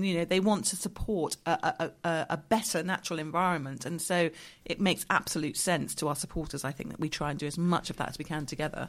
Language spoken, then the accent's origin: English; Dorset, South West England, United Kingdom; moved away; I grew up in Dorset. My father still lives down there